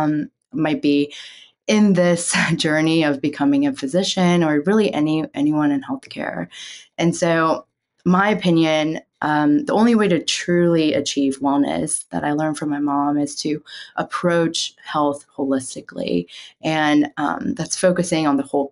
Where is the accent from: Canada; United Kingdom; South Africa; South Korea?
South Korea; moved away; growing up in Korea